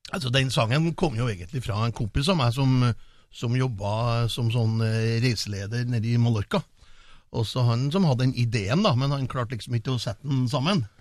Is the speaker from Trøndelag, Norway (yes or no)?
yes; Trondheim, Trøndelag, Norway; nå kommer jeg fra Trondheim